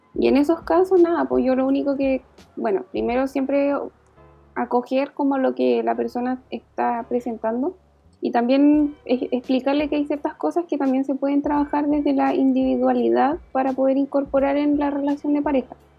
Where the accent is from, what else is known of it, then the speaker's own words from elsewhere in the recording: Valdivia, Los Ríos, Chile; moved away as an adult; now in Santiago, Chile; soy de Valdivia, del sur, eh, vivo acá en Santiago hace unos años